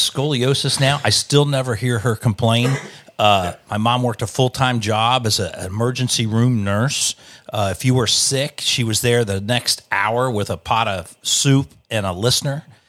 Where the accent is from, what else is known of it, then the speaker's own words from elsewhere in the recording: Wilmington, Delaware, United States; I grew up in Wilmington, Delaware